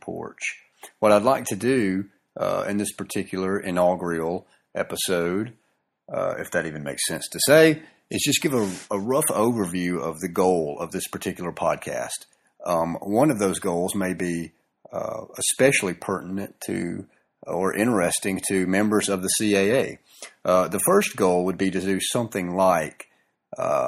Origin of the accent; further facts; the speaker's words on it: the South, Southern United States, United States; accent: southern; my southern accent and or drawl